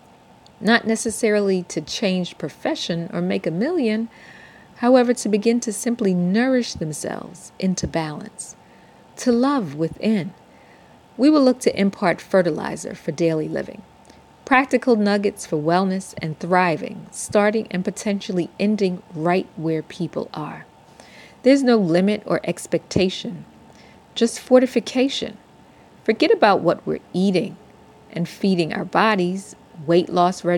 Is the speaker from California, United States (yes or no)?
no; New York City, New York, United States; now in Atlanta, United States; a native New Yorker born and raised in Brooklyn, living in Atlanta, Georgia for almost 30 years